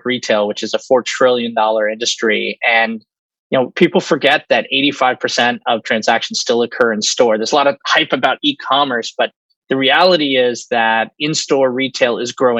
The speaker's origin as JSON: {"language": "English", "town": "New York City", "region": "New York", "country": "United States", "tie": "born or raised there", "also_born_or_lived": "Austin, Texas", "said": "I'm a born and raised New Yorker. I grew up on Washington Square Park"}